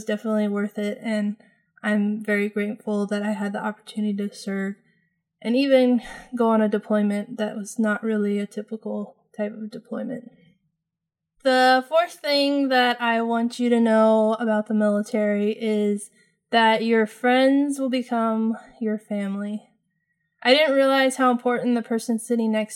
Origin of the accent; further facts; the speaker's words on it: California, United States; moved away as an adult; also born or lived in New Mexico; I moved from California in my hometown, which I had never lived outside of, and moved to New Mexico